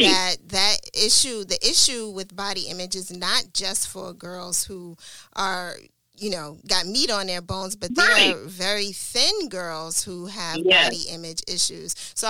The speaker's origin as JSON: {"language": "English", "town": "New York City", "region": "New York", "country": "United States", "tie": "born or raised there", "said": "we grew up together in Brooklyn."}